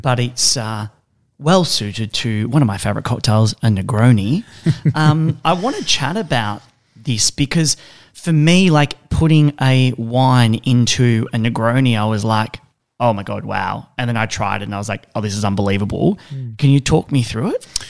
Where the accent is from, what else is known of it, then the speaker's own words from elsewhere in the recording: Mornington Peninsula, Victoria, Australia; I'm from the Mornington Peninsula